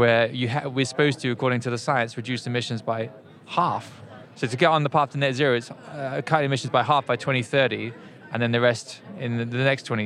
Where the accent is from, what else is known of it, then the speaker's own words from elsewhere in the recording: United Kingdom; as a Brit